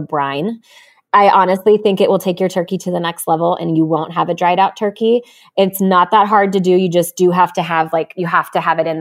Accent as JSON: {"language": "English", "region": "Colorado", "country": "United States", "tie": "born or raised there", "moved": "yes", "lives_now": "California, United States", "said": "we grew up in Colorado"}